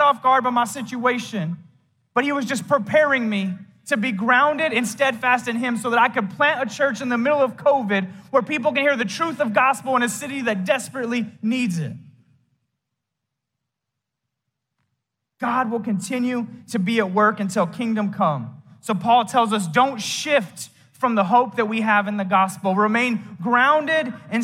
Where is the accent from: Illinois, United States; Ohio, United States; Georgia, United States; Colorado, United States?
Colorado, United States; Fort Morgan; moved away; my hometown in Fort Morgan, Colorado